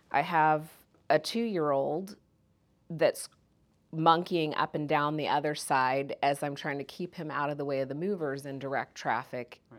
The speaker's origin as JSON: {"language": "English", "region": "Kansas", "country": "United States", "tie": "born or raised there", "also_born_or_lived": "Jamaica", "said": "I'm Jamaican by birth. So mm-hmm. I was born in Jamaica, moved to Kansas."}